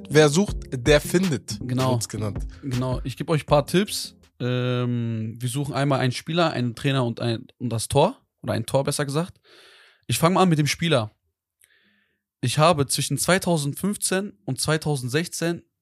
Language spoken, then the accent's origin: German; Portugal; ich ja. bin Portugiese.